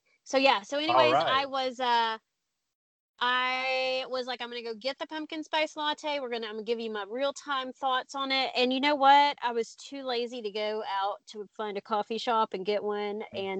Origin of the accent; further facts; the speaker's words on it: Chattanooga, Tennessee, United States; now in Nashville, United States; Listen, I was not born nor raised here. I'm transplanted here from Chattanooga, so I have no idea.